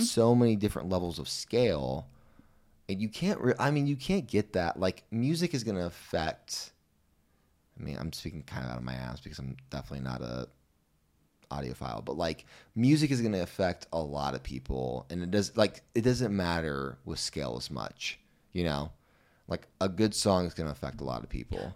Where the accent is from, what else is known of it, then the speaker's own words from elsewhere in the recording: Missouri, United States; I'm from Missouri